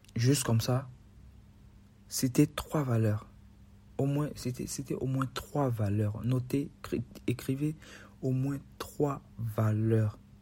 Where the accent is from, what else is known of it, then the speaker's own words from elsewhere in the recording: Benin; Chez nous, au Bénin